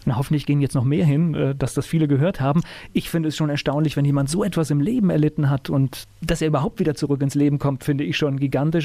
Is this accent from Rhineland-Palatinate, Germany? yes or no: yes; Mainz, Rhineland-Palatinate, Germany; Ich bin in Mainz groß geworden, wohne jetzt auch in einem kleinen Weindorf.